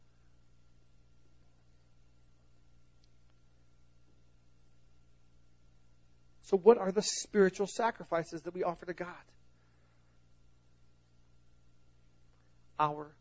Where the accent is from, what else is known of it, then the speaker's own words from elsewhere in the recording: the South, United States; I'm from the South.